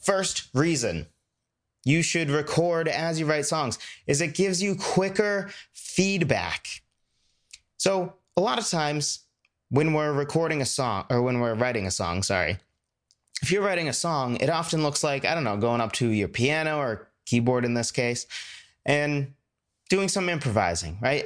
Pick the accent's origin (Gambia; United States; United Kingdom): United States; New England; I'm from New England